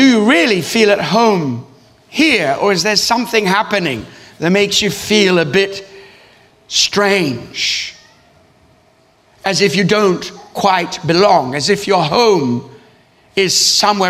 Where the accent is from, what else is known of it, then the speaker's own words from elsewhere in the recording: Australia; moved away as an adult; also born or lived in East Africa; now in London, United Kingdom; I grew up in Australia